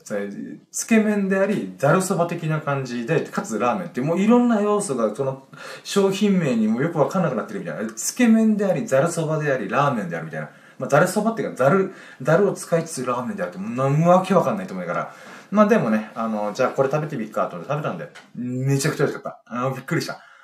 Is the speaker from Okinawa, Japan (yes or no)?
yes; Okinawa Island, Japan; 僕は宮古島出身ではなく、沖縄本島出身なんですよ